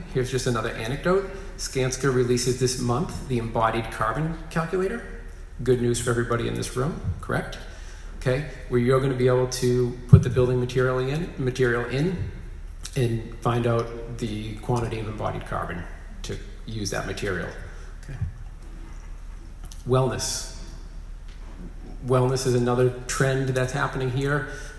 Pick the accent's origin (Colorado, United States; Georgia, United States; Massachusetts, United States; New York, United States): Massachusetts, United States; Boston; I'm from Boston myself.